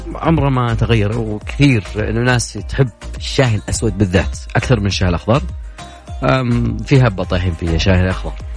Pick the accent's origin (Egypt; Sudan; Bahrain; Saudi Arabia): Saudi Arabia; عندنا في المملكة العربية السعودية